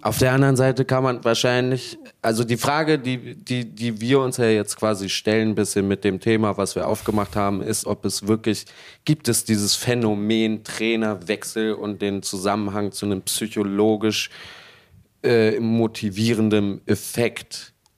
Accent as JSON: {"language": "German", "region": "Berlin", "country": "Germany", "said": "als Berliner"}